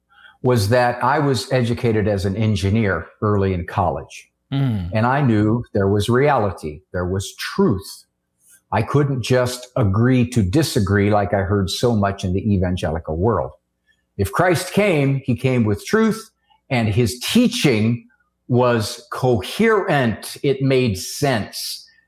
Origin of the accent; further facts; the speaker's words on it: Canton, Ohio, United States; I was brought up Catholic in Canton, Ohio, home of Mother Angelica.